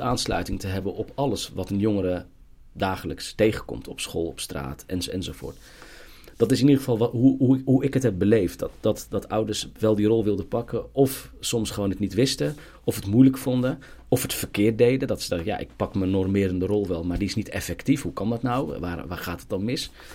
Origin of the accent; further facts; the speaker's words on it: Gouda, South Holland, Netherlands; ik ben geboren en getogen in Gouda.